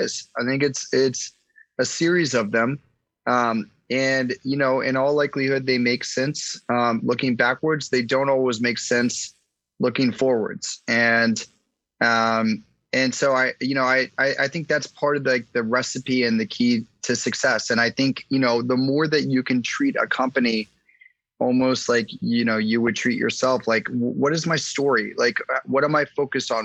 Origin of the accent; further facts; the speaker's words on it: Washington, District of Columbia, United States; I grew up in Washington, D.C.